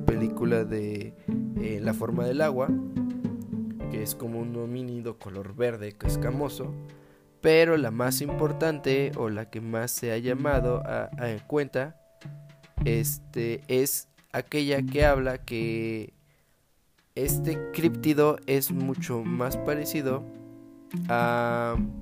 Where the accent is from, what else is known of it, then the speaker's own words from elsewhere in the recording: Guanajuato, Mexico; la tierra donde yo nací